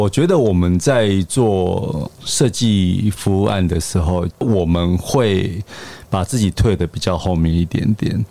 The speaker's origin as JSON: {"language": "Chinese", "country": "Taiwan", "said": "以我们台湾人的食的生活习惯上面，我们其实是一个还蛮融合的民族嘛"}